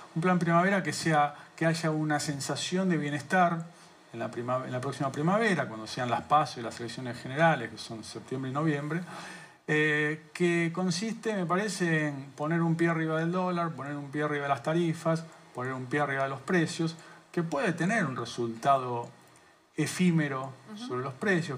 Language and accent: Spanish; Argentina; somos los argentinos